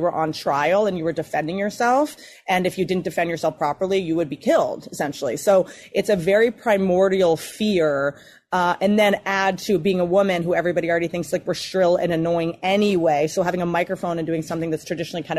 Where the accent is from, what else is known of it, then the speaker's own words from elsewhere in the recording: United States; now in Los Angeles, United States; I'm really from Virginia, West Virginia